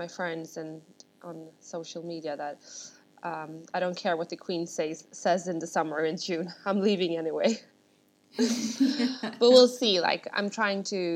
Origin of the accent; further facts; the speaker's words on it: Stockholm, Stockholm County, Sweden; moved away as an adult; now in London, United Kingdom; I'm born and raised in Sweden, with Russian parents, and I grew up in Stockholm